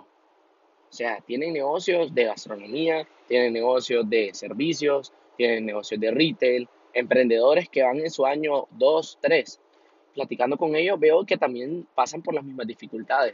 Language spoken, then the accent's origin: Spanish; Honduras; yo soy de Honduras